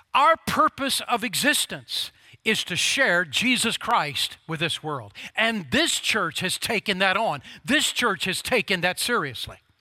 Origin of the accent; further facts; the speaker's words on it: Oklahoma, United States; when I was a grade schooler growing up in Oklahoma